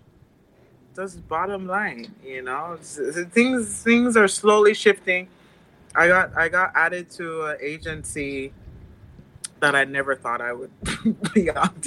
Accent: Mandeville, Manchester Parish, Jamaica; moved away; I grew up in Mandeville, what they consider the country

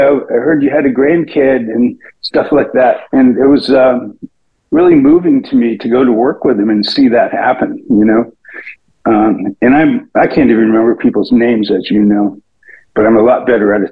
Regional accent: Providence, Rhode Island, United States; I am from Providence, Rhode Island. And I lived in three different places in Rhode Island growing up, but I was born in Providence.

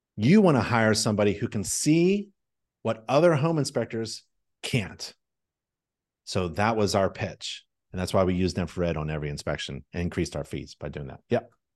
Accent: North Carolina, United States; I say y'all 'cause I'm from North Carolina. That's what we say down here.

